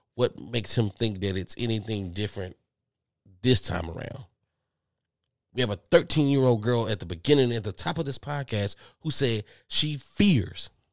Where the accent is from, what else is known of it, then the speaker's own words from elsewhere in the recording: Texas, United States; I'm from Texas. I'm from Texas